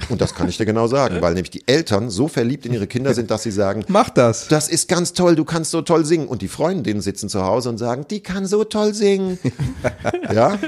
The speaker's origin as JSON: {"language": "German", "region": "Hesse", "country": "Germany", "said": "bei uns in Hessen"}